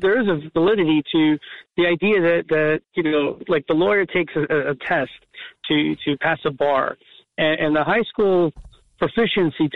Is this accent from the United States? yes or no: yes; Jersey City, New Jersey, United States; also born or lived in Colonia, New Jersey; Growing up in Jersey City, I had a little run in Colonia